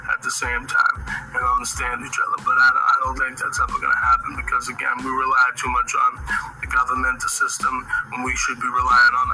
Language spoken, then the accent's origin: English; United States; as American people